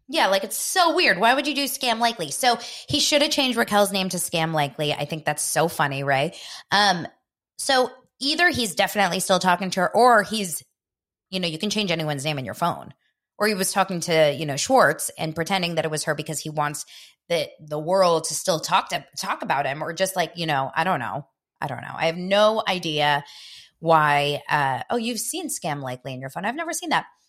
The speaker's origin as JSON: {"language": "English", "town": "Los Angeles", "region": "California", "country": "United States", "tie": "born or raised there", "said": "in Israel, where my parents are from, they named me, even though I was born here in Los Angeles"}